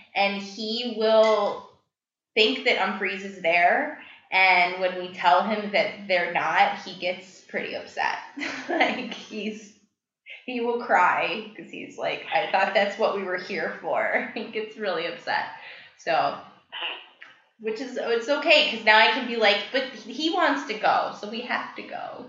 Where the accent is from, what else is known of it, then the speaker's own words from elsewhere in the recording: North Carolina, United States; I was born and raised in North Carolina